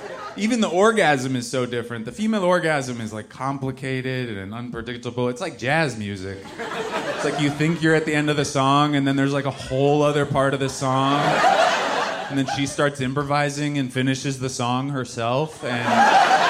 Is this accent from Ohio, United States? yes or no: no; Seattle, Washington, United States; I'm from Seattle, but I married into a very conservative family